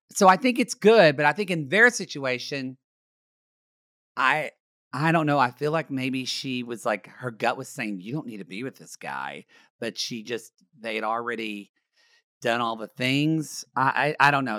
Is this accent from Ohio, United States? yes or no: no; Ardmore, Oklahoma, United States; now in Los Angeles, United States; my hometown of Ardmore, Oklahoma